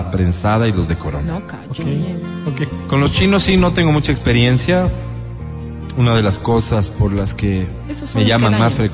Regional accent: Riobamba, Chimborazo, Ecuador; born there; mi abuelo nació en la Tacunga, mi papá nació en Guanujo, y yo que soy lo más español de la familia que nací en Riobamba, provincia de Chimborazo.

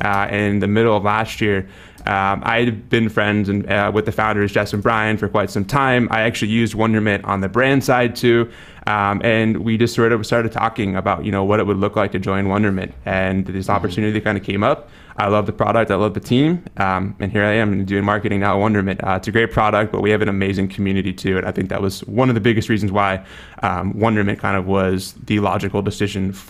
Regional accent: Wisconsin, United States; moved away as an adult; now in San Diego, United States; I grew up in Wisconsin, so very cold, very opposite kind of climate

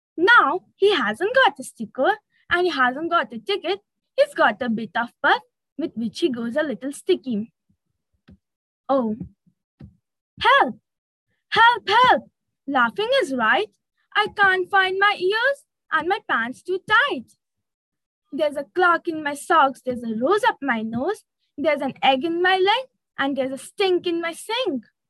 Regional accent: Siliguri, West Bengal, India; from Siliguri, West Bengal.

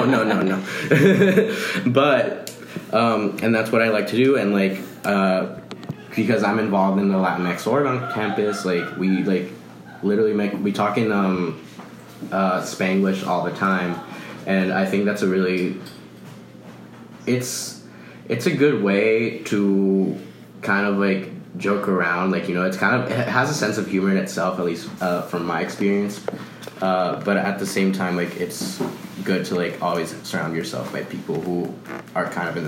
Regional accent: Los Angeles, California, United States; first language Spanish; I'm also from Los Angeles, so, I mean, Spanish is everywhere in Los Angeles

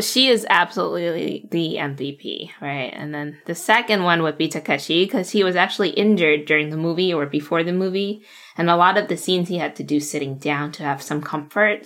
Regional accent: United States; English is a second language; a young Asian American female growing up in America

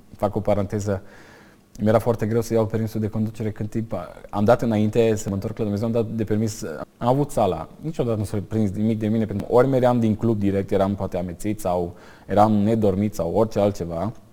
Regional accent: Comloșu Mare, Timiș County, Romania; la sat, adică unde am crescut eu, la Comloșu Mare

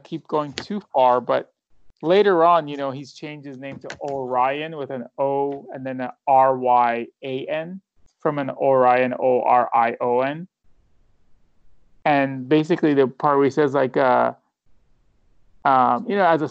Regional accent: Iran; moved away; I'm from Iran

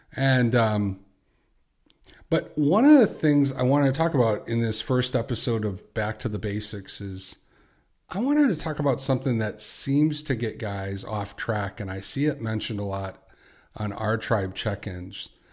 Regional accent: Chicago, Illinois, United States; I'm from Chicago

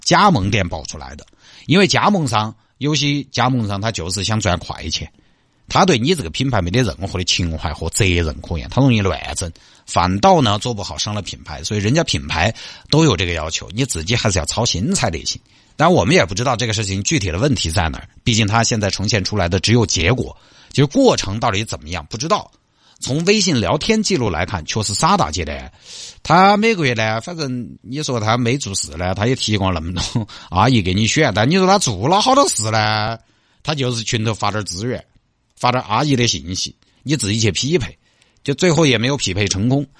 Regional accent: Sichuan, China; accent: Sichuanese; first language Sichuanese; 从小说，四川话长大的

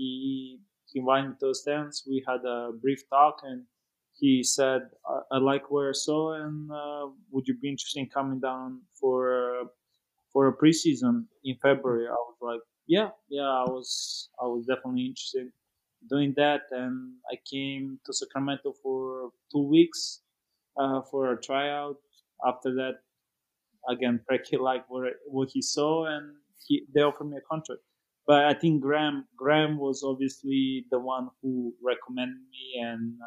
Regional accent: Serbia; moved away as an adult; also born or lived in Oxnard, California / Fresno, California; now in United States; I grew up in Serbia and played in a couple academies back in Serbia

